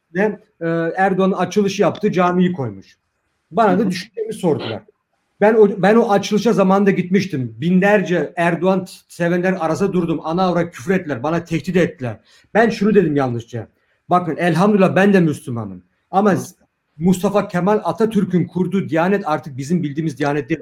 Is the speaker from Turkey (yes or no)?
no; Germany; biz sokakta büyüdük. Burada küçüklüğümüzden beri dazlaklarla dövüştük.